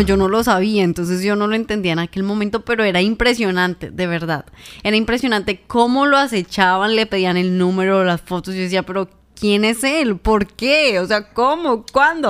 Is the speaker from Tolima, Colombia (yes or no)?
yes; Ibagué, Tolima, Colombia; comunicadora social y periodista, nacida en la ciudad de Ibagué, Tolima